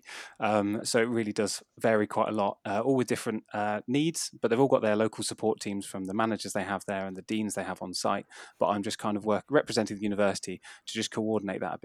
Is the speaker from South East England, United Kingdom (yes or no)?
no; Essex, East of England, United Kingdom; moved away as an adult; also born or lived in Exeter / Truro, Cornwall / Yorkshire / Bristol; I grew up in Essex